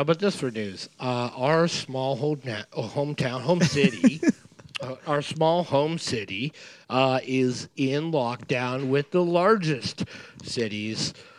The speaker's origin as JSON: {"language": "English", "town": "North Bay", "region": "Ontario", "country": "Canada", "said": "I'm from North Bay. I'm from Ontario."}